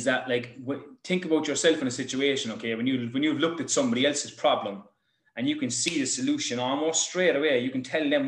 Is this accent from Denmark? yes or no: no; Ireland